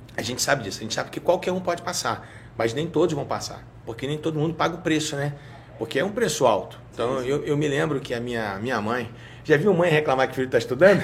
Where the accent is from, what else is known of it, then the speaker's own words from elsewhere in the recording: Rio de Janeiro, Brazil; accent: carioca; moved away as an adult; now in Minas Gerais, Brazil; E eu nasci no Rio, né? Na Tijuca, né? Vivia a vida inteira na Tijuca